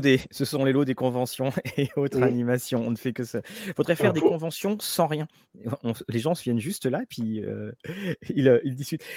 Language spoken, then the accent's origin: French; Rennes, Brittany, France; also born or lived in Caen; now in Rouen, France; je suis né à Rennes, je vis à Rouen, j'ai passé toutes mes années d'étudiant